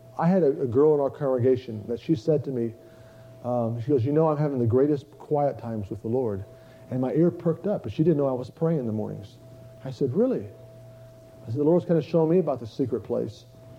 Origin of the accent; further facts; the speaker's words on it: Tulsa, Oklahoma, United States; I'm from Tulsa. There's a bunch of big white elephants there.